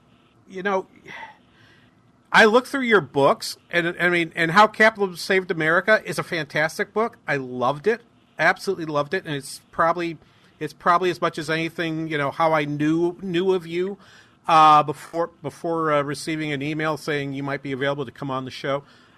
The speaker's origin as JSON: {"language": "English", "town": "Claremont", "region": "California", "country": "United States", "said": "And I will let you know, I'm from Claremont"}